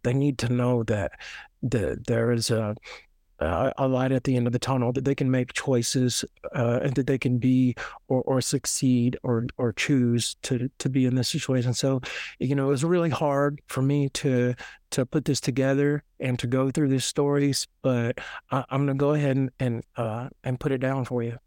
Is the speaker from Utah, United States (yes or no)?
no; Nashville, Tennessee, United States; I was born and raised in Nashville, born in, uh, Nashville Memorial Hospital